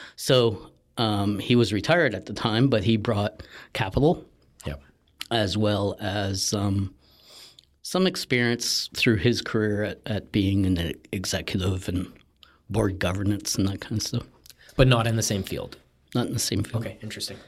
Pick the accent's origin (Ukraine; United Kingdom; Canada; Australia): Canada; Sault Ste. Marie, Ontario; so I grew up in Northern Ontario